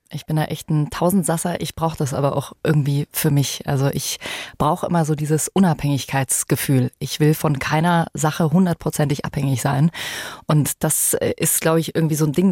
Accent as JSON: {"language": "German", "country": "Germany", "said": "bei uns in Deutschland"}